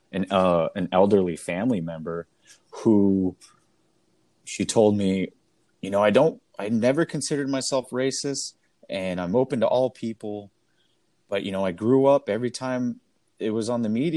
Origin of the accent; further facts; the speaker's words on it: Seattle, Washington, United States; my hometown of Seattle